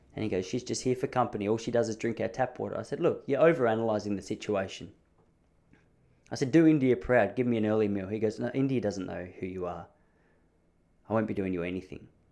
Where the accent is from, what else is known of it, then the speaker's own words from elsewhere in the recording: Australia; also born or lived in Dandenong; I'm born and raised in Australia